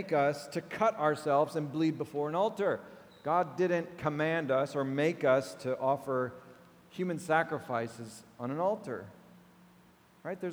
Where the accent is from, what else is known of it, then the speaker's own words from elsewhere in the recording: United States; my American heart